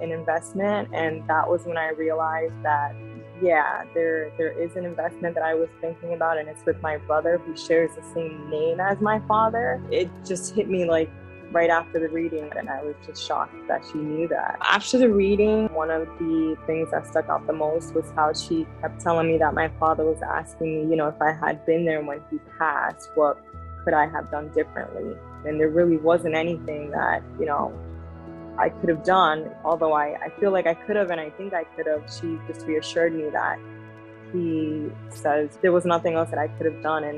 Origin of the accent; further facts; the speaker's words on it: New York, United States; I'm from New York